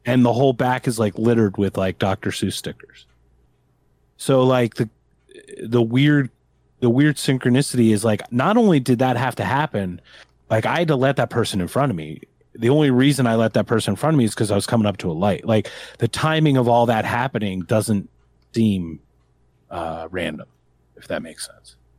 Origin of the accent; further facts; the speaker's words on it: Philadelphia, Pennsylvania, United States; I'm from Philadelphia, and we got Bam Margera